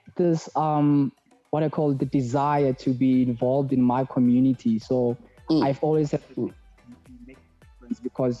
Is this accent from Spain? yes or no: no; Mahikeng, North West, South Africa; like you have already said. … I was born and bred in West Mafikeng, to be precise.